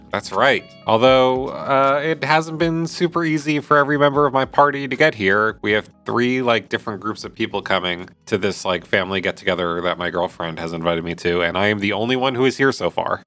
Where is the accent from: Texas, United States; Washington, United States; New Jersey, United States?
New Jersey, United States; Jersey Shore; I grew up on the Jersey Shore.